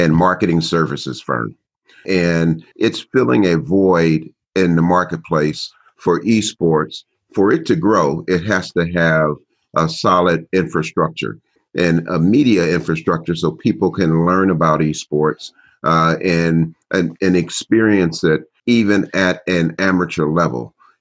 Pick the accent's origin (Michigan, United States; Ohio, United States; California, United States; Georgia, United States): Ohio, United States; Cincinnati; I grew up in Cincinnati, Ohio, and Cincinnati is a very, very old city